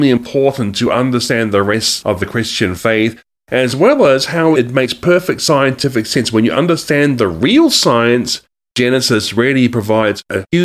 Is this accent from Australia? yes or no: yes; Australia; also born or lived in New Zealand; now in United States; I actually am from Australia and New Zealand. I'm a, i was a dual national from those countries, but I'm also now an American citizen too, as of September 2019.